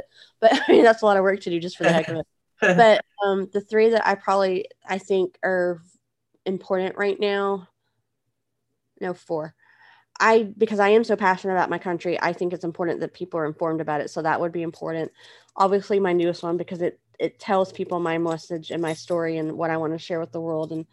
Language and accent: English; United States; as an American